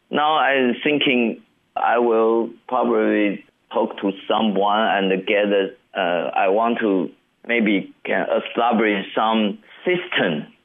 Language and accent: English; Guanxi, Hsinchu County, Taiwan; English is a second language; moved away as an adult; also born or lived in Taipei; I quit my job in Taipei and come back to my hometown, Hsinchu Guanxi here